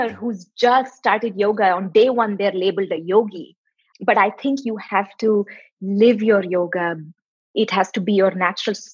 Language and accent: English; South India, India; moved away as an adult; now in United States; now i'm from the southern part